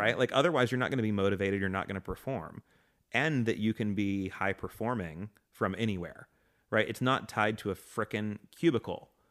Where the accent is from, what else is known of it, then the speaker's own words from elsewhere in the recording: Atlanta, Georgia, United States; moved away; also born or lived in Lakeland, Florida; I was born in Florida and then grew up in Atlanta